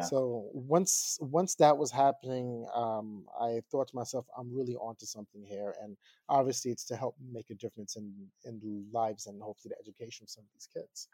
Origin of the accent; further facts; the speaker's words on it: Long Island, New York, United States; moved away as an adult; now in Queens, New York, United States; I moved away from Long Island